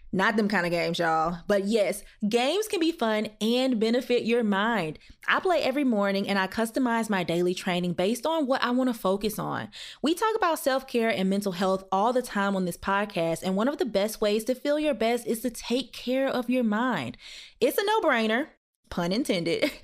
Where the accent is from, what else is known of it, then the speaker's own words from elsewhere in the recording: Louisiana, United States; I'm from Louisiana